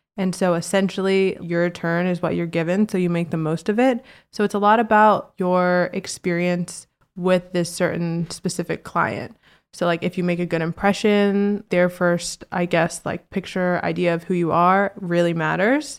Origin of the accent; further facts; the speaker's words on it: Virginia, United States; also born or lived in Washington, D.C.; now in New York, United States; I grew up in Virginia